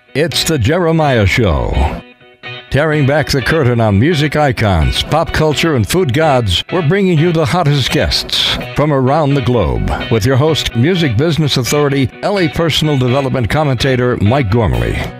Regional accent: Ottawa, Ontario, Canada; moved away as an adult; also born or lived in California; I wanted to get back home uh, for Christmas, which was uh, Ottawa, Canada

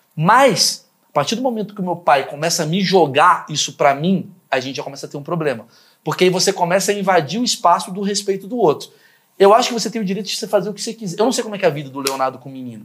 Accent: Brazil; a gente, como brasileiro

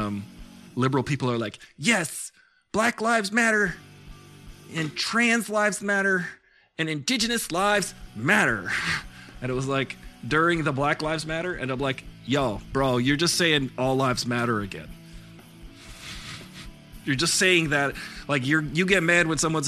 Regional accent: Long Island, New York, United States; moved away as an adult; now in Los Angeles, United States; I come from Long Island

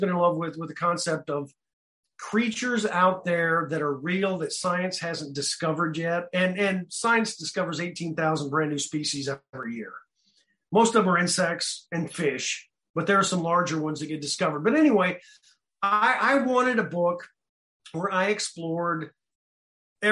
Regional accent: United States; the Kansas City Star, which was our local big city newspaper

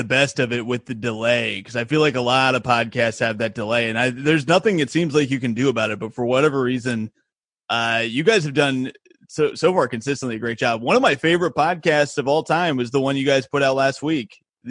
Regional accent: Indiana, United States; I'm from Indiana

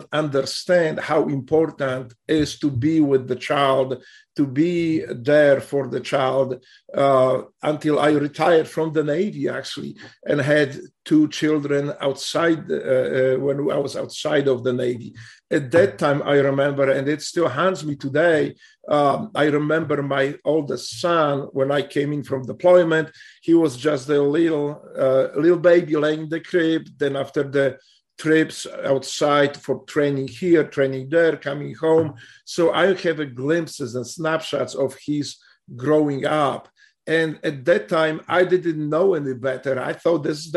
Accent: Poland; moved away as an adult; now in United States; I grew up there

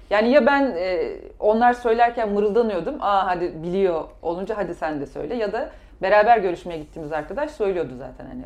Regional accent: Kars, Kars Province, Turkey

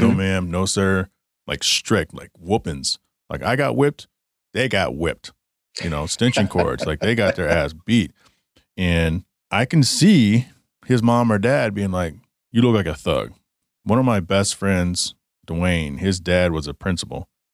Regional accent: Garland, Texas, United States; I grew up in Garland, Texas.

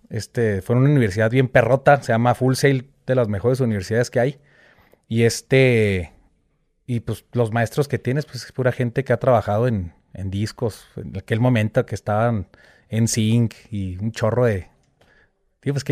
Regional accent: Chihuahua, Mexico; moved away; also born or lived in Mexico City / Orlando / Miami; ahí crecí en Chihuahua y luego después me fui a la Ciudad de México. Me vine a la Ciudad de México, estuve ahí desde el 2000 hasta el 2007. Me voy a Orlando a estudiar.

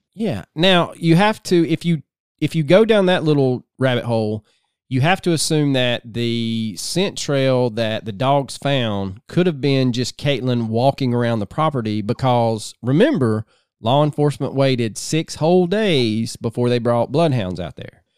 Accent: the South, United States; growing up in the South

